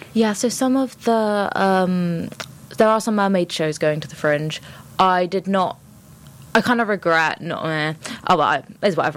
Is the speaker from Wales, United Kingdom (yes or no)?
no; London, United Kingdom; I'm from London